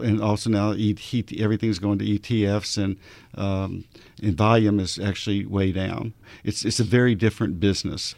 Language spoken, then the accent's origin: English; Arkansas, United States; I'm from Arkansas